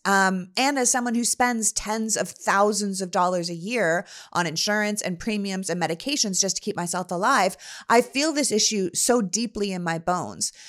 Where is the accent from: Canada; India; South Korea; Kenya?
Canada; moved away; as someone who grew up in Canada